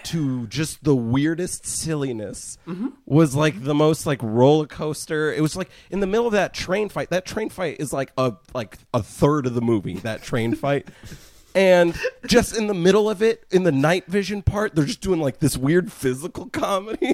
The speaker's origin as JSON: {"language": "English", "area": "Bay Area", "region": "California", "country": "United States", "tie": "born or raised there", "also_born_or_lived": "Missouri", "moved": "as an adult", "said": "I grew up in the Bay Area"}